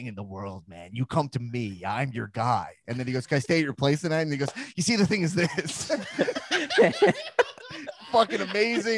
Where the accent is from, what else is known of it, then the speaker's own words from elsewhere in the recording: New York City, New York, United States; I'm a New York guy